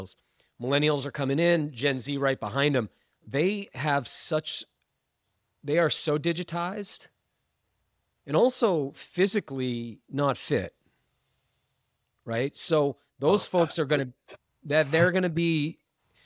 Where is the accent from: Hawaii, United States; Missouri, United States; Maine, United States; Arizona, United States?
Maine, United States; I'm from Maine